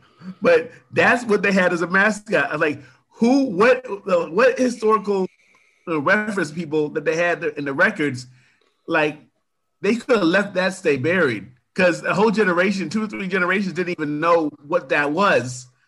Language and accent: English; Findlay, Ohio, United States; Ben Roethlisberger is from my hometown.